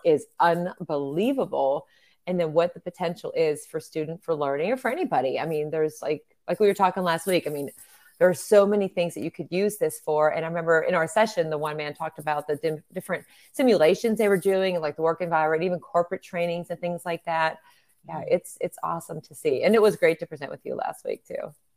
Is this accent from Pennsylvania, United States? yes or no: yes; near Pittsburgh, Pennsylvania, United States; my hometown